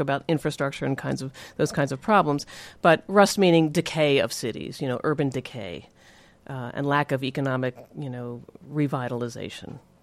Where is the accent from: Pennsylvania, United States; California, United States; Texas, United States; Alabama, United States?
Pennsylvania, United States; Philadelphia; I was from Philadelphia